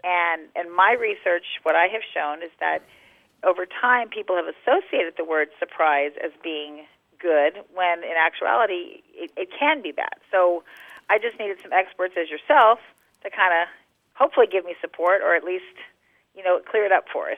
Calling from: San Antonio, Texas, United States; I'm calling from San Antonio, Texas

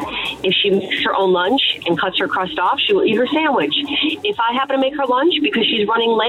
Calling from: Pennsylvania, United States; I'm calling from Pennsylvania.

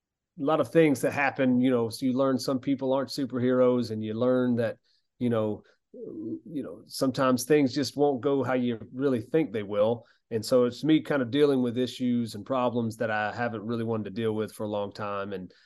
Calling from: Georgia, United States; Oh, thanks. But yeah, this is at my home in South Georgia.

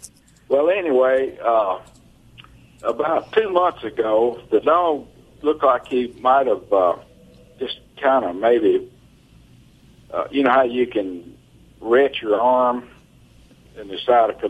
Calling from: Iuka, Mississippi, United States; Iuka, Mississippi.

